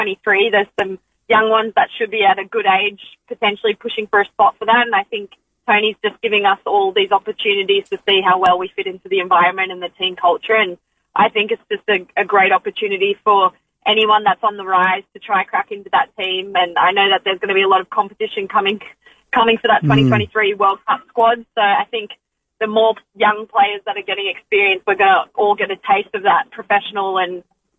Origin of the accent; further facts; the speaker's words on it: Australia; friends and family in my hometown